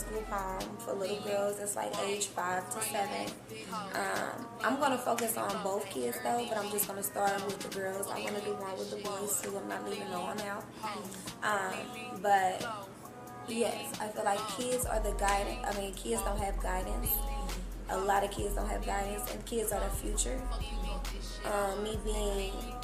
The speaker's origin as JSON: {"language": "English", "town": "Cincinnati", "region": "Ohio", "country": "United States", "tie": "born or raised there", "moved": "as an adult", "lives_now": "Atlanta, United States", "said": "I'm from Cincinnati, Ohio, born and raised, been there damn near my whole life."}